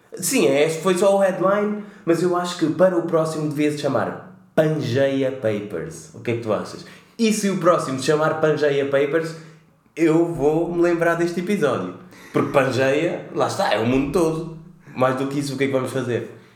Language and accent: Portuguese; Cape Verde; como cabo-verdianos que somos